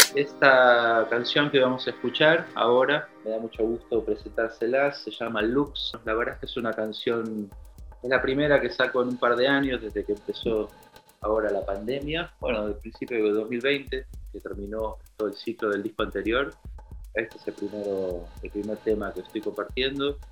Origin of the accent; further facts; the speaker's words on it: Buenos Aires, Argentina; Soy músico de Buenos Aires